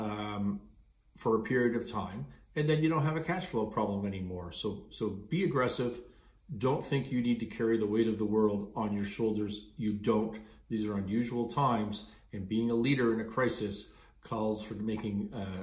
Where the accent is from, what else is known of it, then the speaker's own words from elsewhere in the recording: Canada; I'm Canadian.